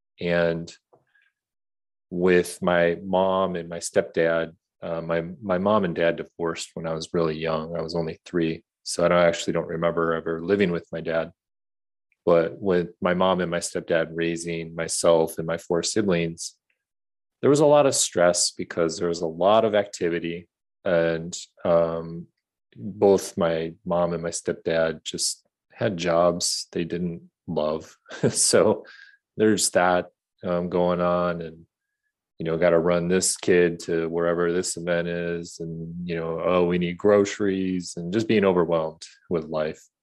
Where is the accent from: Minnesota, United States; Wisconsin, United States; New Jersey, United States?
Minnesota, United States; Bloomington; I grew up in Bloomington, Minnesota, just south of Minneapolis